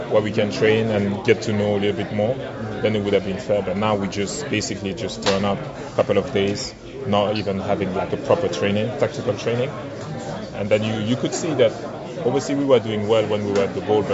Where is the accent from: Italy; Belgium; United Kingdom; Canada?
Belgium; moved away as an adult; now in Washington, D.C., United States; I'm from Belgium, small country in the world.